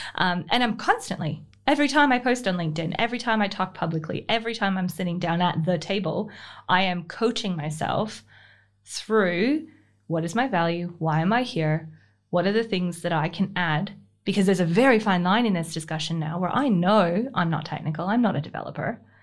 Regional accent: Canada; moved away as an adult; now in Australia; I'm Canadian born. Um, I call it Australian adoptee. I've been here for fifteen, just, uh, just under fifteen years.

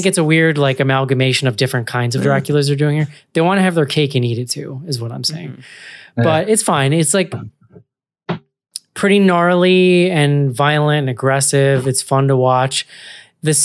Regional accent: Ireland; Dirty people, John. I'm Irish. I can say that.

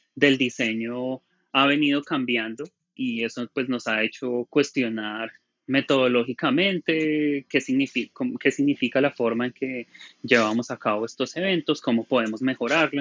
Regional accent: Colombia; moved away; also born or lived in Bogotá; soy colombiano

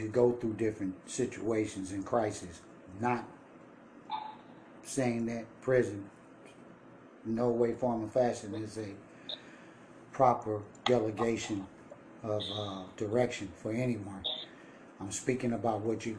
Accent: Richmond, California, United States; also born or lived in Las Vegas; I'm from Richmond in the Bay Area, Richmond, Oakland, California

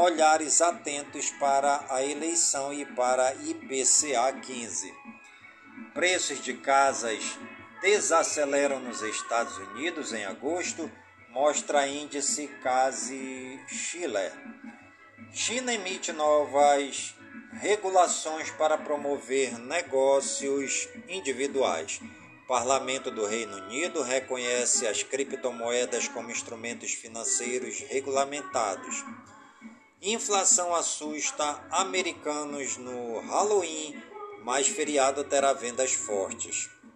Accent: Careiro da Várzea, Amazonas, Brazil; as comunidades do Careiro, da Várzea, minha cidade natal

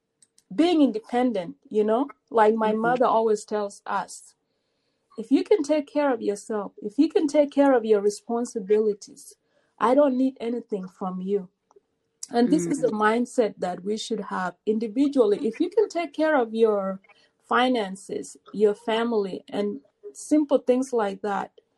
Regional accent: South Sudan; now in United States; I'm a South Sudanese

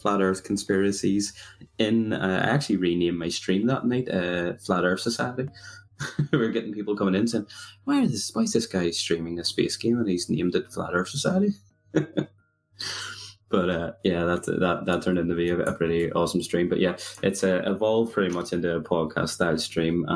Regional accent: Belfast, Northern Ireland, United Kingdom; for anyone who has realized where my accent's from, I'm from a lovely place called Belfast

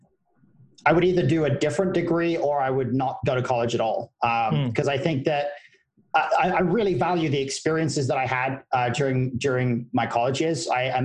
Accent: United Kingdom; now in United States; I am. Yeah, that is true. Yeah, my accent is washing out a little bit.

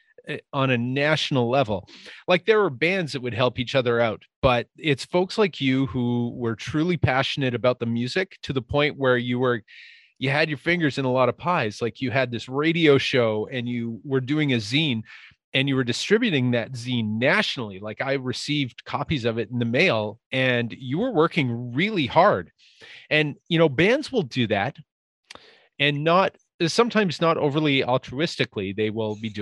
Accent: Winnipeg, Manitoba, Canada; I'm a guy from Winnipeg.

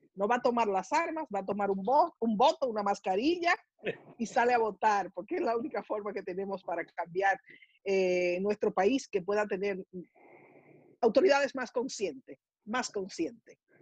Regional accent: Dominican Republic; moved away; nosotros salimos de República Dominicana no porque no nos guste nuestro país

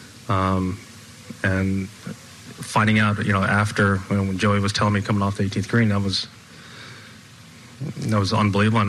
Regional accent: United States; as an American

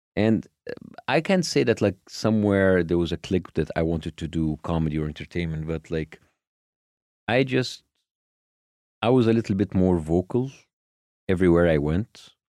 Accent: Cairo, Cairo Governorate, Egypt; I was born in Cairo, born to a middle class family

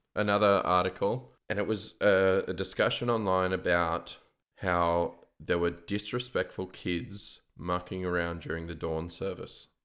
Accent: Canberra, Australian Capital Territory, Australia; another thing about Canberrans.

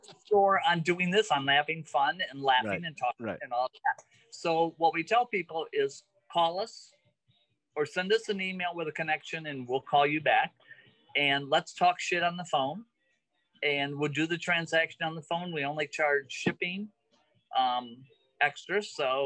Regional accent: Zeeland, Michigan, United States; also born or lived in Grand Rapids, Michigan; I grew up in Zeeland

